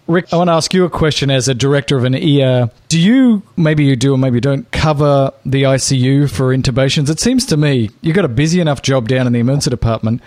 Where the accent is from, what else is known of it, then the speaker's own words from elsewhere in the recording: Australia; I'm only Australian